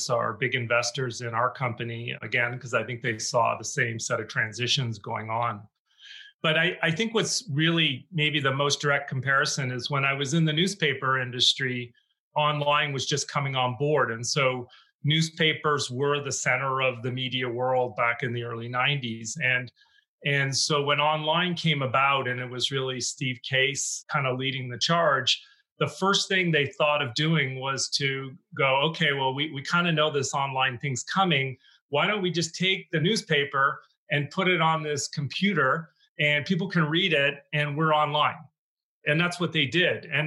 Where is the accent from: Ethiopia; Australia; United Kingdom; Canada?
Canada; moved away as an adult; now in United States; I'm originally Canadian, so I grew up there, was on my way to being a lawyer, and got recruited to the U.S.